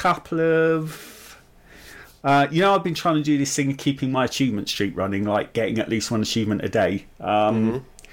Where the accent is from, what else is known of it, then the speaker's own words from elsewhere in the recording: United Kingdom; I'm typically British